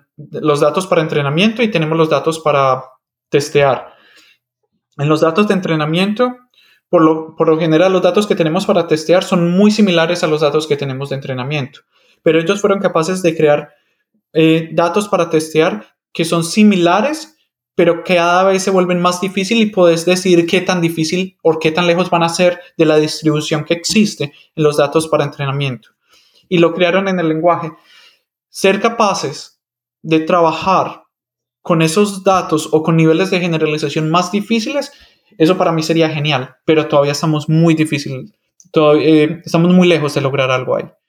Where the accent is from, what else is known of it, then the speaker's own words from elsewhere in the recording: Medellín, Antioquia, Colombia; first language Spanish; moved away as an adult; also born or lived in Michigan, United States; yo nací y me crecí en Medellín, Colombia.